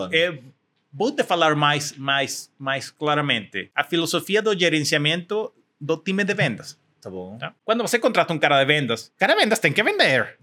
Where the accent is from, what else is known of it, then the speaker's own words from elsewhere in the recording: Mexico; Portuguese is a second language; also born or lived in California; sou mexicano